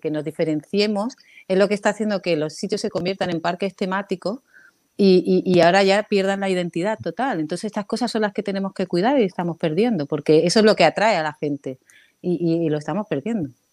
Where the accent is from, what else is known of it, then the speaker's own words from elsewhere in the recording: Canary Islands, Spain; moved away as an adult; also born or lived in Málaga; Yo me crié en Canarias y cuando llegué a Málaga